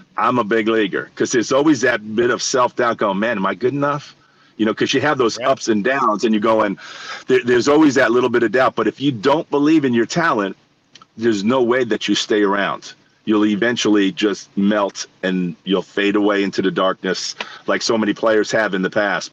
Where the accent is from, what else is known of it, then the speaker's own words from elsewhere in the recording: New York City, New York, United States; I grew up in New York City